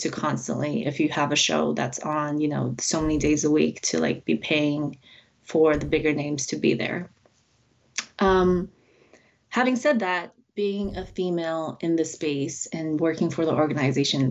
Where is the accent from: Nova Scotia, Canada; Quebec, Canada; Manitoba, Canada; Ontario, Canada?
Ontario, Canada; Toronto; also born or lived in China; I was born in China. I moved to Toronto when I was about 5, but yeah, it's my main home.